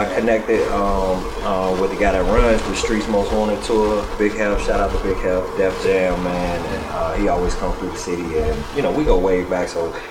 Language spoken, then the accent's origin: English; Chicago, Illinois, United States; I'm from the South Side